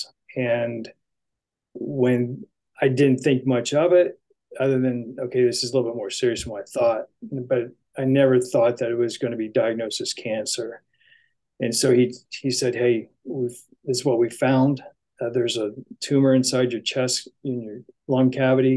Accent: Indiana, United States; moved away as an adult; also born or lived in Santa Barbara, California; I grew up in the Hoosier State, which is a huge basketball state.

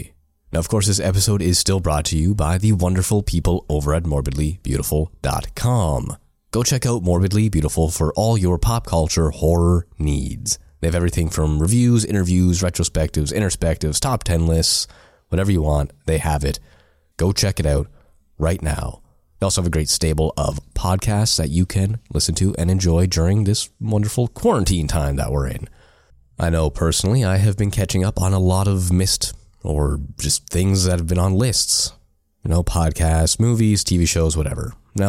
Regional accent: Canada; being Canadian and all.

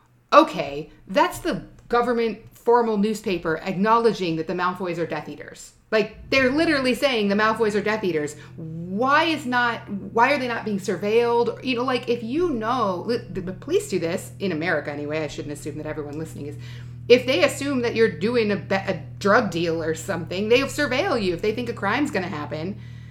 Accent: United States; we're American

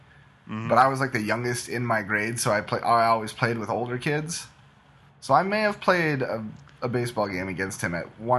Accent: Minnesota, United States; Because I'm a Minnesota guy

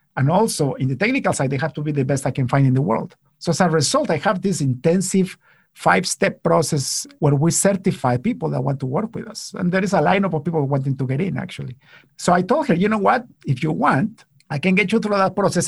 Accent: Guatemala; now in Canada; I come from Guatemala

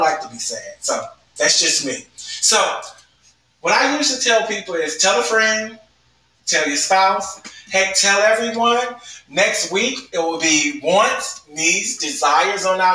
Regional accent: the South, United States; I'm from the South, so I'll say gooder and gooder

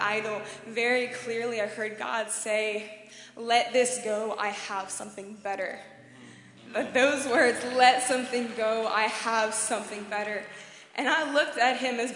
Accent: Tennessee, United States; I'm from Tennessee in America

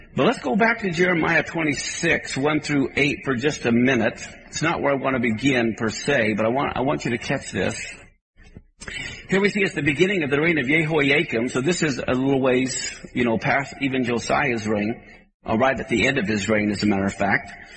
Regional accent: Kansas, United States; I grew up in Kansas where there were tornadoes

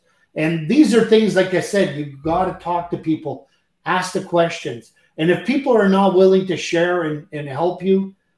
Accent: Canada; I'm French Canadian

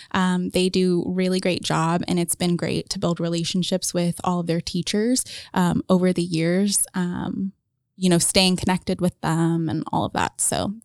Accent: Jonesboro, Indiana, United States; I grew up in Jonesboro, very rural. Like, they did not plow our roads on snow days. So way out there.

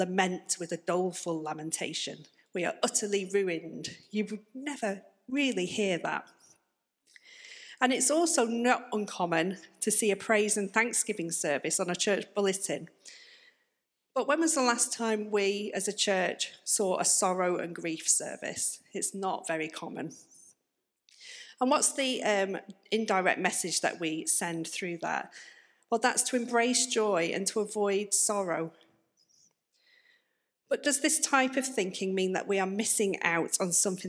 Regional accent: the north of England, United Kingdom; moved away as an adult; now in Plymouth, United Kingdom; as you may be able to tell from my accent, I'm not from round here. I'm actually from up north

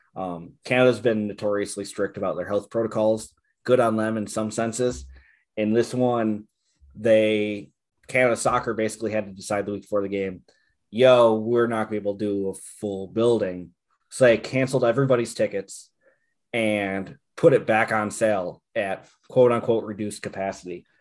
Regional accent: Buffalo, New York, United States; moved away; I'm originally from Buffalo, New York.

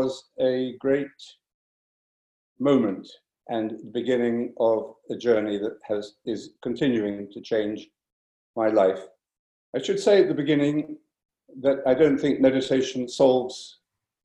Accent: London, United Kingdom; also born or lived in Cork; now in France; I was born actually in London

